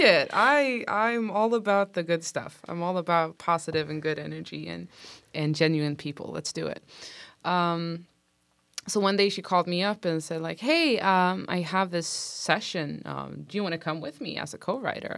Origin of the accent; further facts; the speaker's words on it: Sweden; moved away as an adult; also born or lived in Stockholm; now in Los Angeles, United States; I'm from Sweden